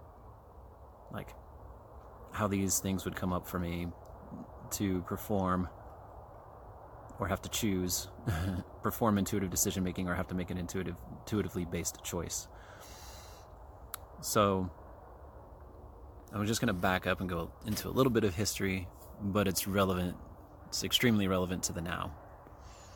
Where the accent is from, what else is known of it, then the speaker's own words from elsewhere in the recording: Kansas City, United States; moved away as an adult; I'm from Kansas City. I grew up there. I lived there for like 41 years.